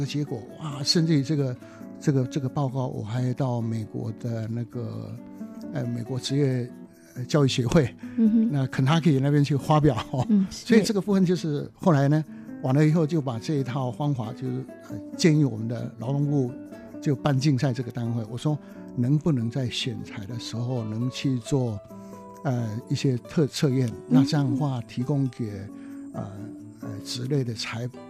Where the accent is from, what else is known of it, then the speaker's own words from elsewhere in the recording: Taitung County, Taiwan; 因为我故乡在台东嘛，那台东就是有一个天主教的学校，是非常木工非常有名的学校哦。